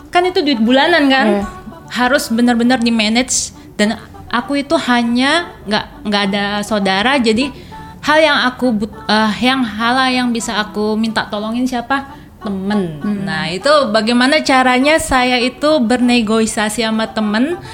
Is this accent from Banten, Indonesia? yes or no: yes; Serang, Banten, Indonesia; moved away as an adult; also born or lived in Yogyakarta; Jadi saya itu asli orang Serang ya.